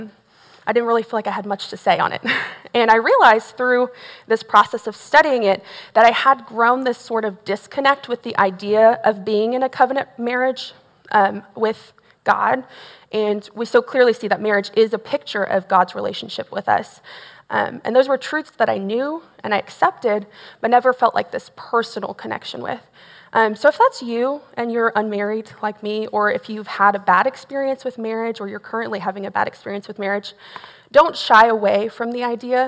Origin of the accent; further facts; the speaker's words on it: Tomball, Texas, United States; also born or lived in Belton, Texas; I grew up in Tomball, Texas. So I'm not originally from here, but Tomball's in the Northwest Houston area. I was born and raised there.